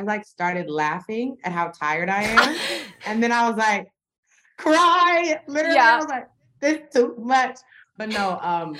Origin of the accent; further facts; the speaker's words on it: the South, United States; I come from the South